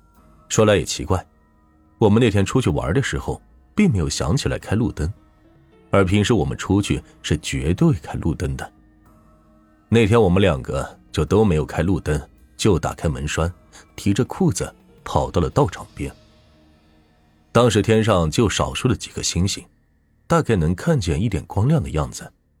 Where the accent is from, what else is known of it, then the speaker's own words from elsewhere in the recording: Zigui, Hubei, China; 而我的家乡就在秭归县最偏远的梅家河乡。至于有多偏远，只能举个例子：从秭归县坐班车到梅家河乡需要四个小时的车程，而我的老家就在梅家河乡的一个小山村里，四面环山，高山林密。